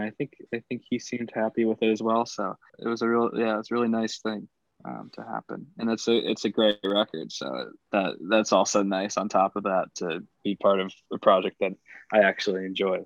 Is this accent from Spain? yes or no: yes; Spain; I grew up with in Spain